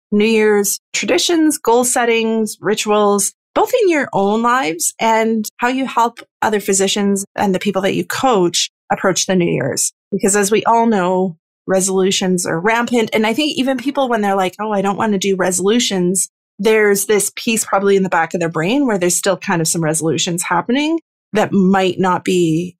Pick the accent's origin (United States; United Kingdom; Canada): Canada; Northern Canada; My Northern Canadian heart